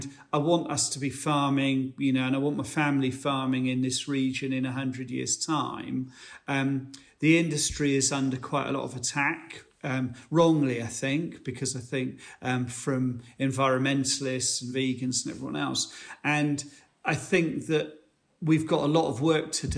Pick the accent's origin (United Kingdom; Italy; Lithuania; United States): United Kingdom; as British farmers